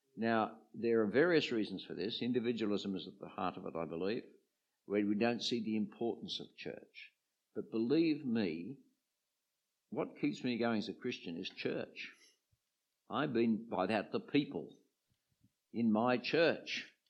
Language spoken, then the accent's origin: English; Sydney, New South Wales, Australia; I came from the eastern suburbs of uh, Sydney